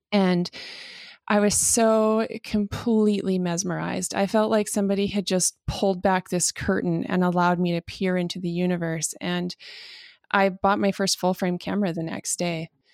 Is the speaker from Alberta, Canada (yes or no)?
yes; Calgary, Alberta, Canada; I'm from Calgary, Alberta.